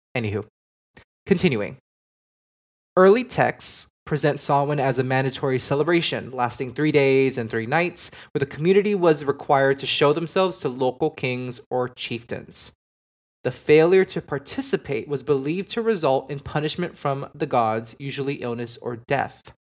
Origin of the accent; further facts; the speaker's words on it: Miami, Florida, United States; I grew up in Miami